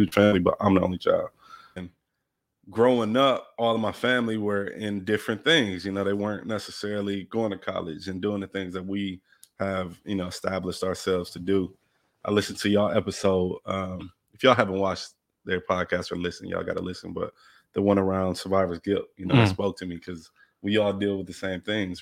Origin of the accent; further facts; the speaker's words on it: Milwaukee, Wisconsin, United States; also born or lived in Los Angeles; So was raised in Milwaukee. I moved there when I was 5.